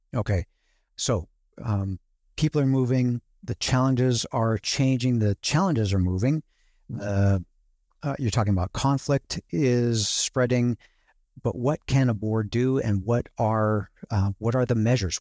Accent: Seattle, Washington, United States; I'm from the Seattle area

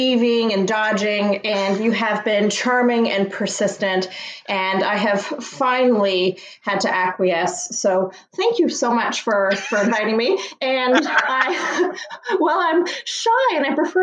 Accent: Toronto, Ontario, Canada; I was born in Toronto

